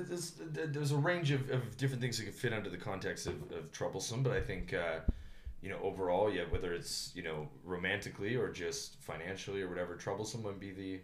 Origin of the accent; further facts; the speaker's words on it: Canada; now in China; I'm 30 years old. I'm from Canada